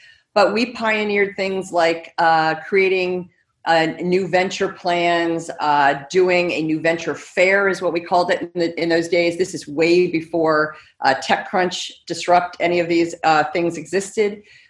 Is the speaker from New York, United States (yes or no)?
no; Silicon Valley, California, United States; I actually am a native Californian, rare in California these days, but what's interesting about that actually is that I grew up in the Silicon Valley